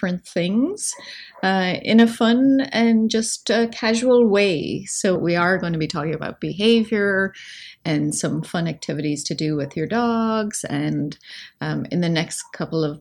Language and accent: English; Ireland; I grew up in Ireland